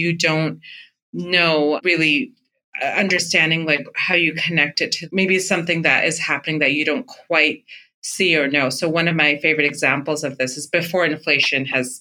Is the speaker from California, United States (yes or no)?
yes; Fremont, California, United States; the brown community I grew up in Fremont, California.